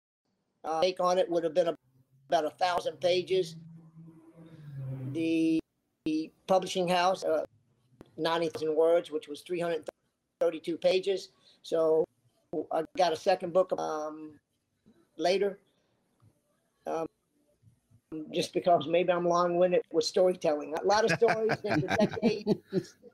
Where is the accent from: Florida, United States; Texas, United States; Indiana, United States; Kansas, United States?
Florida, United States; South; growing up in South Florida, my first boat was a ski boat